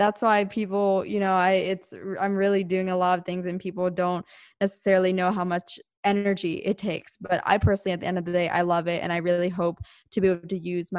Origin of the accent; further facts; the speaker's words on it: East Coast, United States; Well, I'm from the East Coast and I used to be in very, very cold winters just because we had four seasons over there.